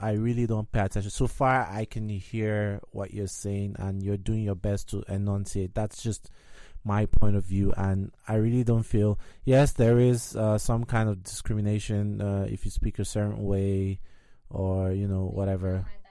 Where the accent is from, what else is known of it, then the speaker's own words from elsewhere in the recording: Nigeria; now in United States; I'm from Nigeria